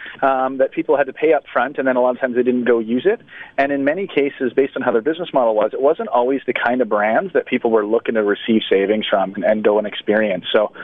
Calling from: Victoria, British Columbia, Canada; I'm actually calling from Victoria here today. We're on the island

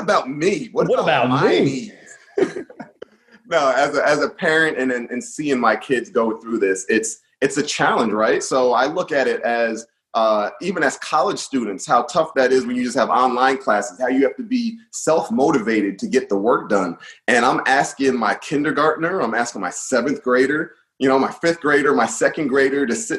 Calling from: Middletown, Delaware, United States; Yeah, Middletown, Delaware. It's a beautiful area. I feel like it's in the middle of everything.

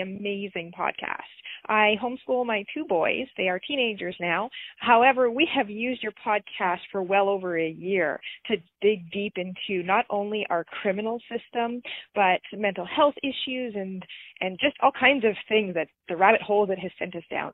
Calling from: Brandon, Manitoba, Canada; I'm calling from Brandon, Manitoba.

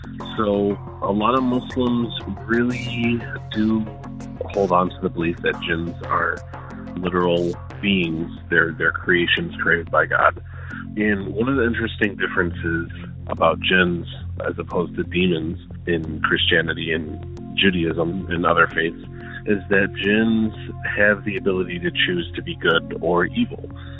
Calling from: Dearborn, Michigan, United States; I'm calling from Dearborn, Michigan.

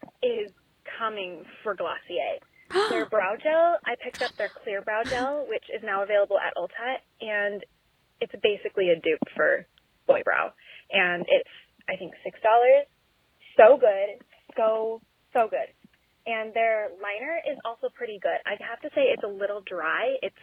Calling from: Arizona, United States; Hi, Esther. Hi, Caroline. … I'm from Arizona.

